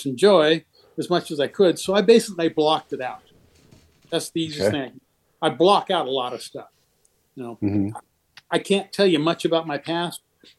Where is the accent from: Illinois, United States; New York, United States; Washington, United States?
Washington, United States; Seattle; I grew up in Seattle